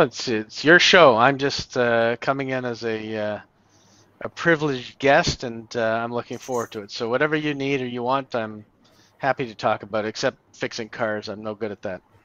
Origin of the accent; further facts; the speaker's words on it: Canada; I'm Canadian